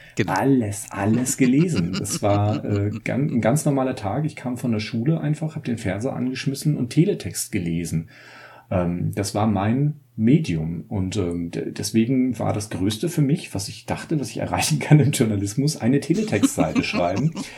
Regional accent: Ludwigslust, Mecklenburg-Vorpommern, Germany; also born or lived in Rostock; now in Austria; ich bin in Rostock geboren tatsächlich. Meine Eltern haben mich dann aber verschleppt, so ein bisschen ins Hinterland. Äh, ich bin also in Ludwigslust aufgewachsen

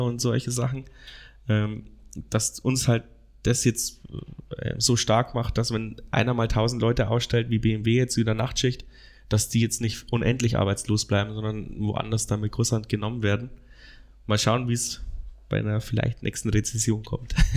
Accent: Amberg, Bavaria, Germany; also born or lived in Regensburg; ich komme aus Amberg, 60 Kilometer weg von hier

